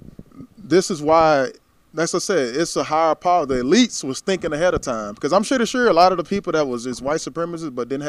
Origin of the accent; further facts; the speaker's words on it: Tyler, Texas, United States; My hometown